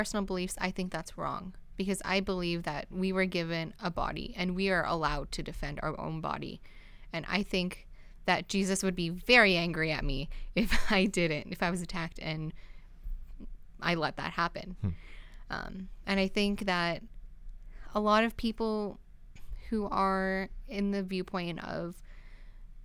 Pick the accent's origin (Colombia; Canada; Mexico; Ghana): Canada; my family is Canadian. We're very Canadian